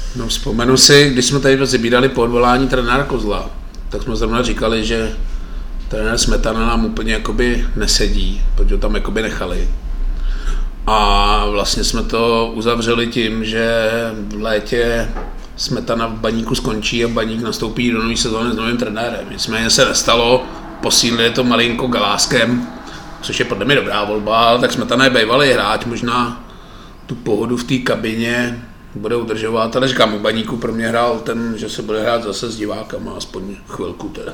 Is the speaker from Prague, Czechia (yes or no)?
no; Litvínov, Ústí nad Labem Region, Czechia; když jsem vyrůstal v Litvínové